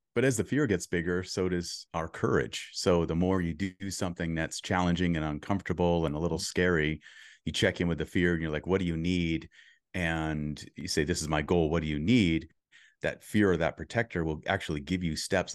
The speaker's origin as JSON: {"language": "English", "town": "Boston", "region": "Massachusetts", "country": "United States", "tie": "born or raised there", "moved": "as an adult", "lives_now": "California, United States", "said": "I grew up in Boston until I was thirty before I moved to California"}